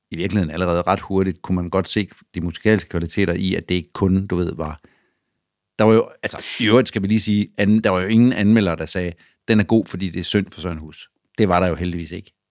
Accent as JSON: {"language": "Danish", "country": "Denmark", "said": "vi er jo danskere."}